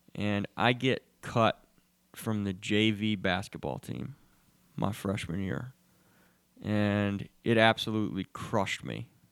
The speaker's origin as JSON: {"language": "English", "town": "Charlotte", "region": "North Carolina", "country": "United States", "tie": "born or raised there", "said": "I grew up, I grew up here in Charlotte"}